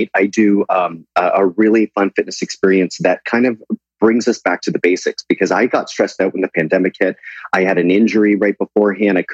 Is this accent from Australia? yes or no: no; Canada; moved away as an adult; now in United States; I am dual. Canada recognized that.